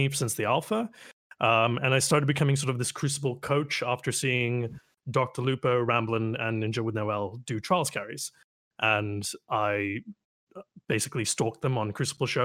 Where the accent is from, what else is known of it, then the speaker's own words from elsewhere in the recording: Canada; I am Canadian